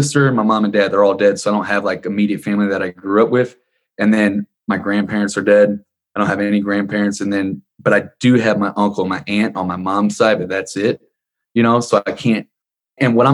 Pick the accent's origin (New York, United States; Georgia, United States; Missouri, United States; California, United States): Missouri, United States; Ferguson; we grew up in Ferguson, Missouri